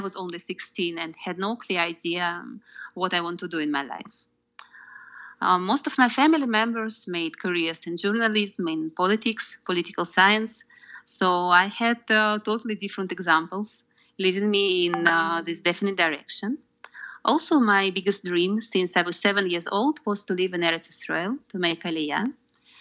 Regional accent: Moscow Oblast, Russia; English is a second language; moved away; also born or lived in Zurich, Switzerland; I was born in Russia, in a small town in the Moscow region, and moved to Moscow when I was 14.

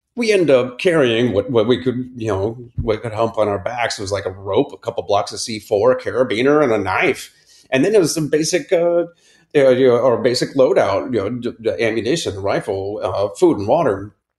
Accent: Akron, Ohio, United States; I grew up in Akron, Ohio, in the suburbs

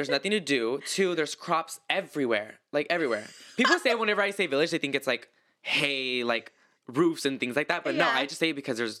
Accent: Visalia, California, United States; first language Spanish; English is a second language; also born or lived in Fountain Valley, California; I was born in Fountain Valley, but I grew up in the valley. In this valley. Yeah, it's a little town called Visalia.

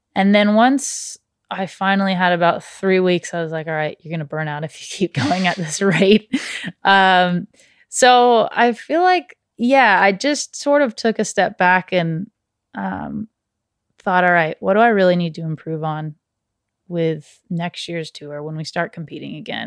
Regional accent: Santa Barbara, California, United States; growing up in Santa Barbara

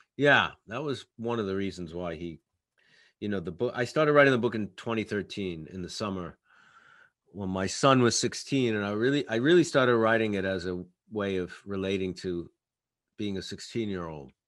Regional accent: New York, United States; as an artist and as a New Yorker

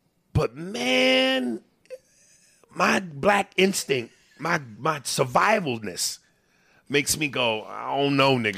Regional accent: Brooklyn, New York, United States; I'm from Brooklyn too, nigga, Brownsville. Damn, nigga getting strong on me. To be exact, you know, growing up in Brooklyn, you got to have thick skin.

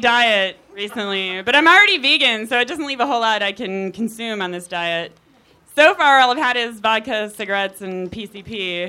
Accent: Chicago, Illinois, United States; now in Culver City, United States

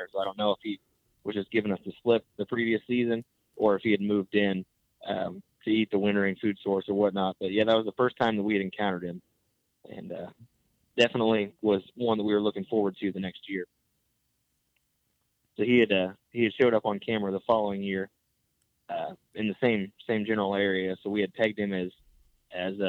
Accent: Northeast Missouri, United States; I'm from Northeast Missouri

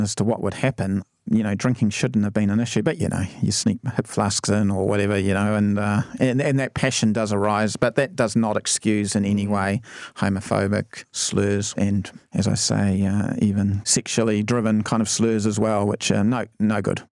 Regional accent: Timaru, Canterbury, New Zealand; moved away; originally I'm actually from Timaru

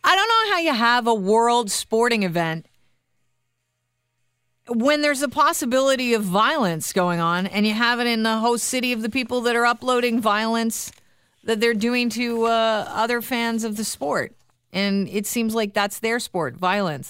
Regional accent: Canada; also born or lived in Vancouver

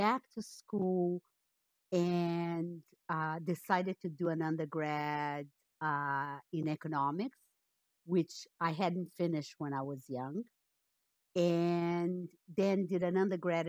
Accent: Rio de Janeiro, Brazil; moved away as an adult; also born or lived in Peru; now in Canada; I'm born and raised in Brazil. And for the last 40 some odd years, I've lived in Canada.

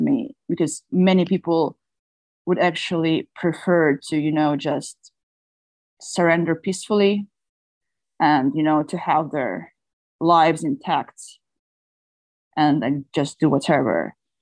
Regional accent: Odesa, Odesa Oblast, Ukraine; moved away as an adult; now in Istanbul, Turkey; I'm from Odessa, so the nearest border is the border with Moldova

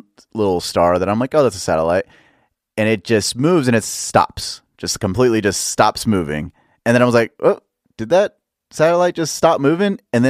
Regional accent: Dallas, Texas, United States; Dallas, Texas.

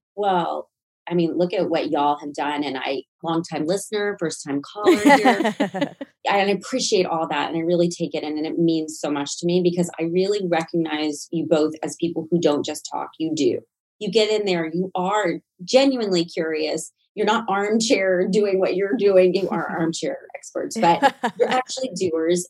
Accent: Nashville, Tennessee, United States; moved away; I was from Nashville, Tennessee

